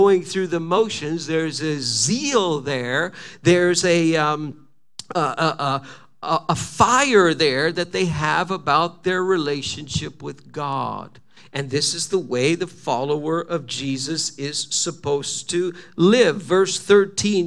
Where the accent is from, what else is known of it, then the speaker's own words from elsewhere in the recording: Quebec, Canada; I'm from Quebec